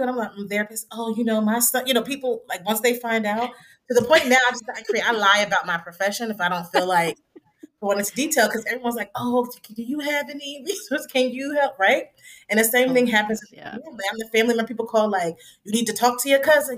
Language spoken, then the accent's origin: English; Trenton, New Jersey, United States; my hometown of Trenton, New Jersey